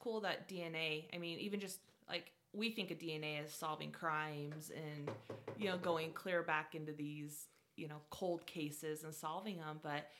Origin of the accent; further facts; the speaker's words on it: Utah, United States; We're from Utah.